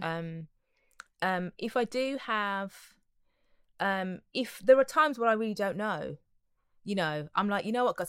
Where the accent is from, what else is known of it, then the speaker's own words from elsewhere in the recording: Wolverhampton, West Midlands, United Kingdom; And I'm a girl from Wolverhampton. I was born in Wolverhampton originally.